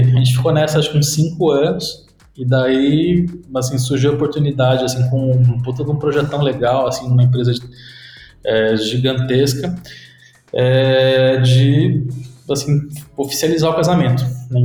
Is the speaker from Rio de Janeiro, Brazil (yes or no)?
no; Sorocaba, São Paulo, Brazil; also born or lived in Mairinque; só nasci em Mairink, fiz meu check-in lá e daí depois fui para Sorocaba. É, e cresci em Sorocaba